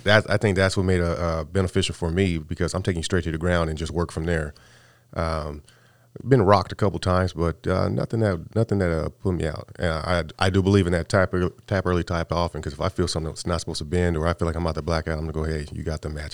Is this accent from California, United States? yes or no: yes; California, United States; moved away; I came from, I'm from California